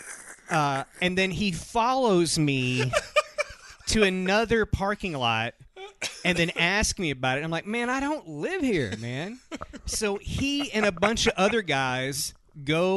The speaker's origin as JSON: {"language": "English", "town": "Lewisburg", "region": "Tennessee", "country": "United States", "tie": "born or raised there", "moved": "yes", "said": "my hometown"}